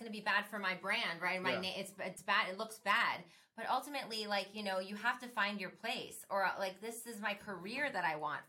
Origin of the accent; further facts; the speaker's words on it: Miami, Florida, United States; now in Orlando, United States; I'm from Miami, I'm living in Orlando now.